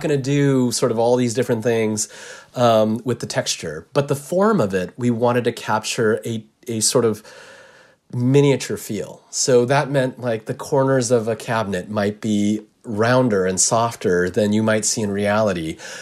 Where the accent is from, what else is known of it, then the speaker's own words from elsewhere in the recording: United States; I'm Japanese American